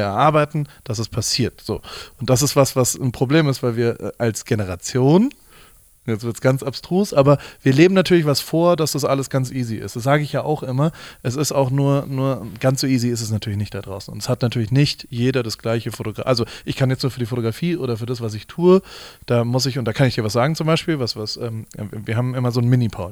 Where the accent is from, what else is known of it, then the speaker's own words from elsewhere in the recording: Heidelberg, Baden-Württemberg, Germany; ich bin in Heidelberg aufgewachsen